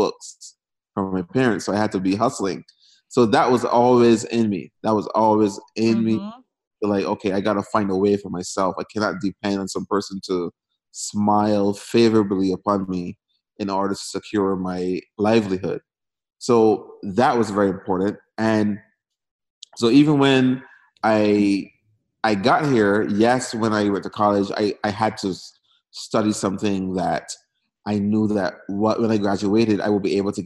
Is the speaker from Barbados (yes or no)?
yes; Barbados; moved away as an adult; now in United States; I was born and raised in Barbados